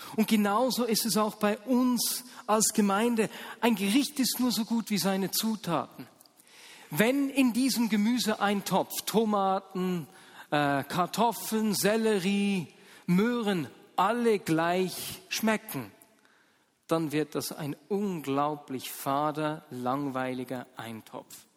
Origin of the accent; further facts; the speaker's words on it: Muri bei Bern, Bern, Switzerland; also born or lived in Hasliberg / Ostermundigen; Ich war sieben Jahre alt, als meine Eltern mit uns Kindern vom Hasliberg äh, nach Ostermunding gezogen sind